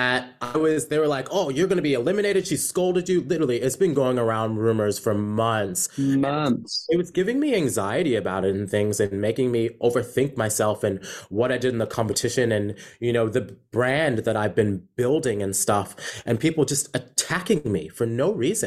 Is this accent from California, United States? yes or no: no; New York, United States; moved away as an adult; also born or lived in South Carolina; now in Australia; I was born and raised in New York, and then I moved to South Carolina when I was about 14. Then back to New York when I was 17, and I've been living in Australia for 9 years.